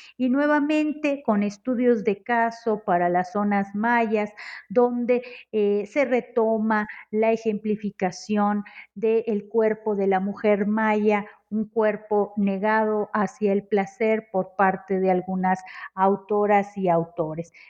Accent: Monterrey, Nuevo León, Mexico; now in Mexico City, Mexico; soy originaria de Monterrey, Nuevo León y actualmente me encuentro radicando en la Ciudad de México

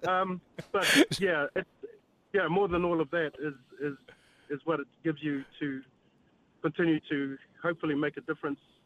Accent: New Zealand; a Kiwi boy

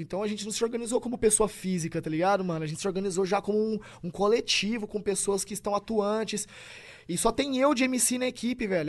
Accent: Tupã, São Paulo, Brazil; moved away as an adult; Eu nasci em Tupã.

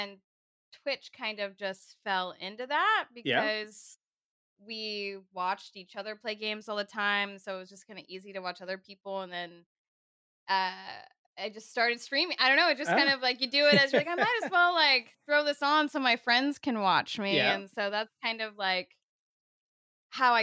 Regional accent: Southern California, United States; I'm from Southern California

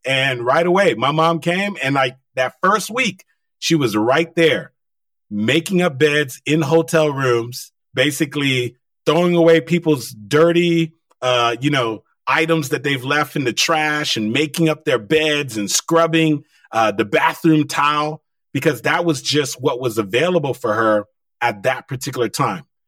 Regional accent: United States; first language Haitian Creole; English is a second language; even though I was born in the United States, my primary language initially was Creole

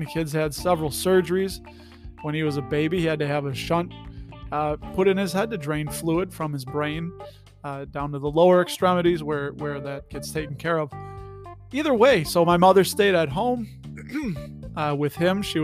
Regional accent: Berwyn, Illinois, United States; accent: Chicago; I grew up in Berwyn, Illinois

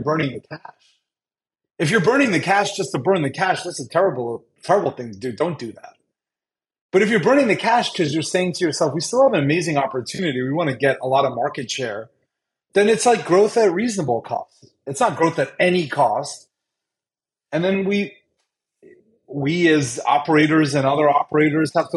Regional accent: United States; also born or lived in Brazil; I was born in Brazil. My parents were living there. We're Indian, but my parents were living there. We moved to America when I was one in 1985.

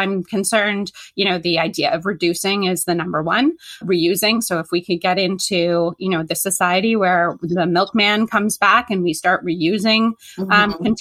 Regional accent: Canada; I am Canadian and I'm in Canada

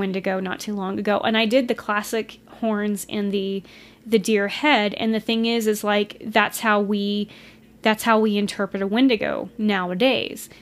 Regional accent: Texas, United States; We're from Texas

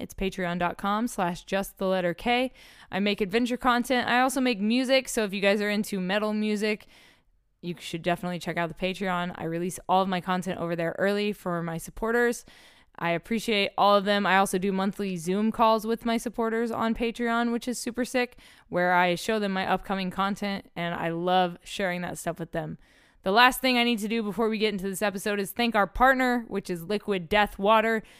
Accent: Oklahoma City, Oklahoma, United States; moved away; I'm from Oklahoma City originally

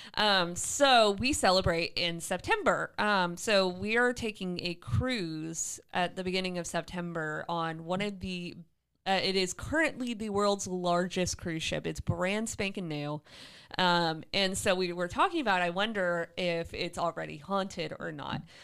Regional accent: St. Petersburg, Florida, United States; an homage to my hometown, the Don Caesar in Saint Pete, Florida

